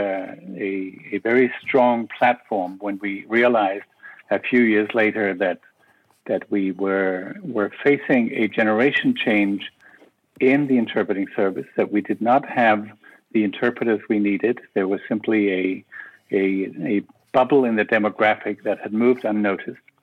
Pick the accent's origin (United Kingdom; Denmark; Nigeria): Denmark; Copenhagen, Capital Region of Denmark; moved away as an adult; now in Brussels, Belgium; I am originally from Copenhagen